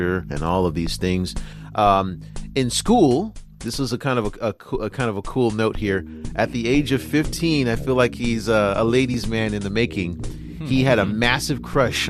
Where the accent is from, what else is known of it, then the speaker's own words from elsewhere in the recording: United States; now in China; me being American